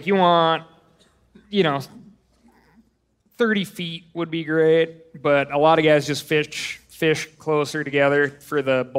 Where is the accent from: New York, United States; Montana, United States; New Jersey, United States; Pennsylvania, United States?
Montana, United States; I'm like, I'm from Montana.